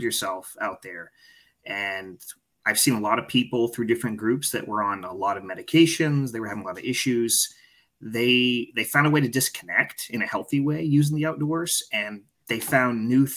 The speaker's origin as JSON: {"language": "English", "region": "Maine", "country": "United States", "tie": "born or raised there", "said": "I grew up living in Maine. That's my home"}